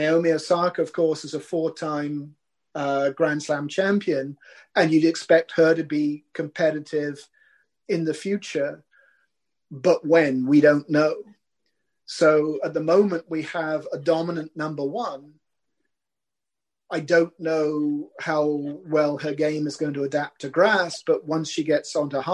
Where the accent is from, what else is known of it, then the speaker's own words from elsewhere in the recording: United Kingdom; as a Brit